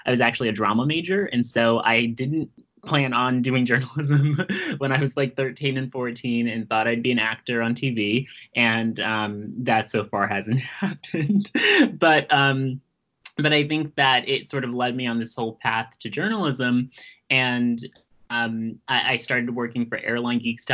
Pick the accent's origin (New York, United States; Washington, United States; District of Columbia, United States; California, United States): New York, United States; New York City; I'm from Brooklyn